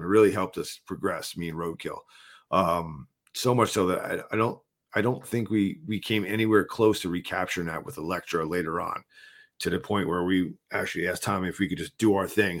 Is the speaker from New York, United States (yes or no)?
no; New Jersey, United States; I'm from New Jersey